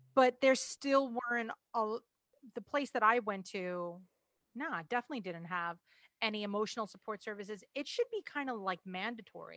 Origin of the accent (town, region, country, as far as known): New York, United States